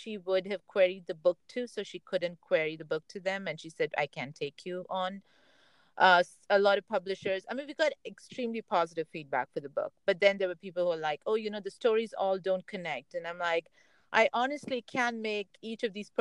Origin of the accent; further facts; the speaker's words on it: India; now in Silicon Valley, United States; Me being Indian